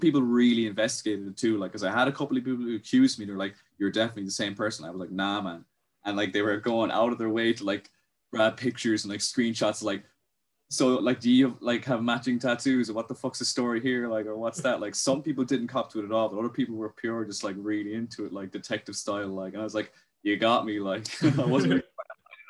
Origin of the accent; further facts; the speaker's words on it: Ireland; accent: neutral Irish; have a very, neutral Irish accent. Like, you couldn't really pinpoint where I'm from. You just say I'm Irish, like.